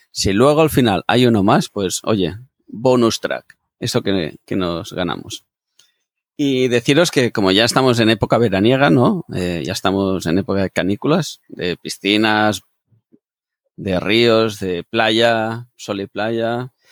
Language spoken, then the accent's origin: Spanish; Catalonia, Spain; yo que soy catalán